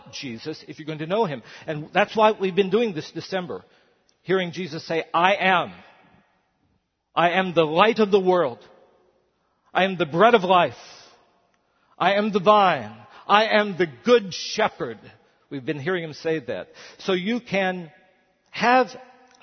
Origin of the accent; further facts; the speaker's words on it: West Virginia, United States; I'm a white male. And I'm a pastor and I'm from West Virginia